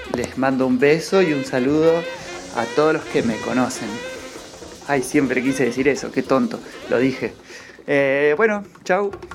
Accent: Cipolletti, Río Negro, Argentina; now in Junín de los Andes, Argentina; Yo nací en Cipoletti y hoy vivo en Junín de los Andes

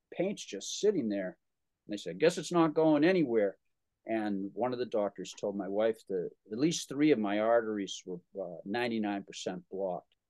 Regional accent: Holliston, Massachusetts, United States; a record hop in Holliston, my my hometown.

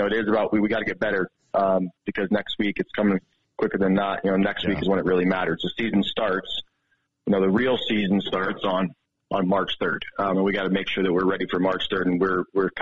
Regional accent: Rochester, New York, United States; now in Helena, United States; I grew up in Rochester, New York

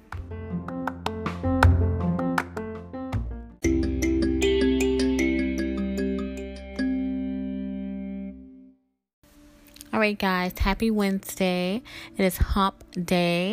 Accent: the South, United States; Growing up in the South and being a Southern belle, I always was raised to be very polite

